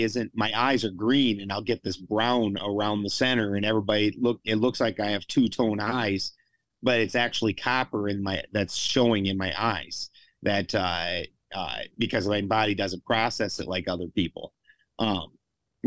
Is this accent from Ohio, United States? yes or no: no; South Dakota, United States; also born or lived in Colorado; I'm from South Dakota